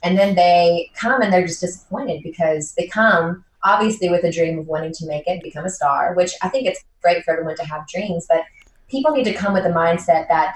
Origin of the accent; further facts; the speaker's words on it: Nashville, Tennessee, United States; I was from Nashville, one of the eight Nashville natives.